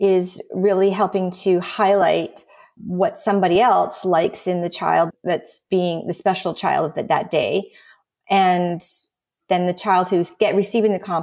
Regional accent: Canada; now in United States; I'm Canadian and I live in the US

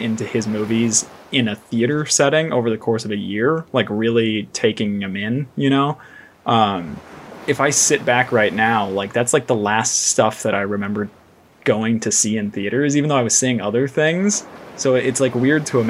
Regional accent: Simi Valley, California, United States; I grew up in Simi Valley

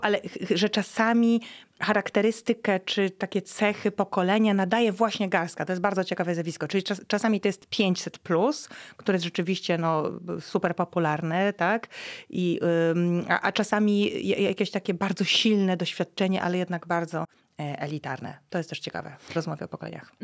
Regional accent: West Pomeranian Voivodeship, Poland; z profesorem Bodnarem pochodzimy z zachodniopomorskiego województwa. Jesteśmy ziomkami

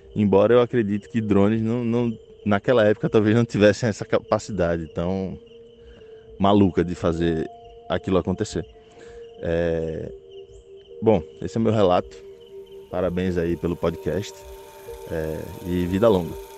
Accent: Recife, Pernambuco, Brazil; eu sou do Recife

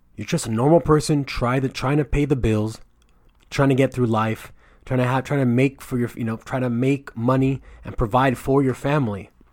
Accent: United States; I'm from America

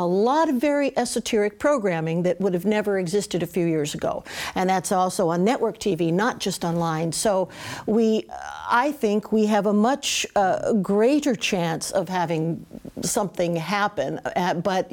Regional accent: United States; I am an American

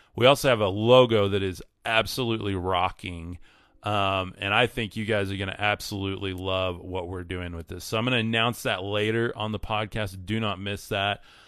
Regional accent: West Texas, United States; living in West Texas, one of my goals with this, and one of the things I'm stepping into is I do believe God's calling me and has been for a long time to move away from my hometown

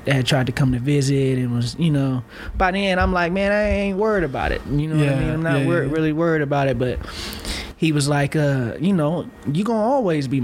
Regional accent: Vallejo, California, United States; moved away as an adult; also born or lived in Sacramento, California / Georgia / North Carolina; now in Salt Lake City, United States; I grew up in North Vallejo, Crestside community, North Vallejo, which is north

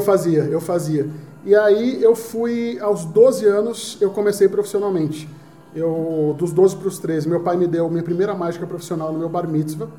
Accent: Recife, Pernambuco, Brazil; Eu sou de Recife

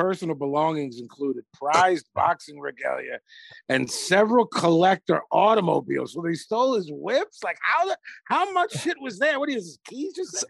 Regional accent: Jamaica; Well, I'm Jamaican. We smoke bud, which I like.

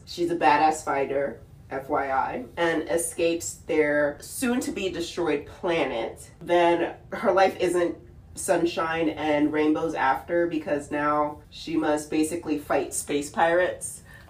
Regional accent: the South, United States; accent: southern; Oh, like my southern accent that you love so much.

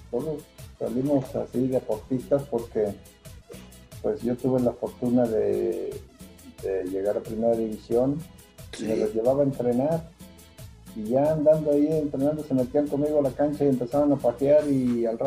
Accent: El Rosario, Jalisco, Mexico; born or raised there

